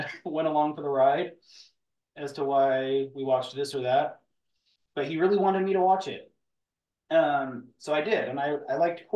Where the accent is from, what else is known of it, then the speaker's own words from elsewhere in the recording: Western Canada, Canada; living on the western side of Canada